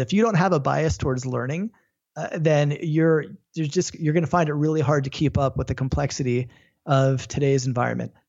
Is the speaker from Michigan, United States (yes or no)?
no; Florida, United States; moved away; also born or lived in Los Angeles; I grew up in Florida watching all the shuttles take off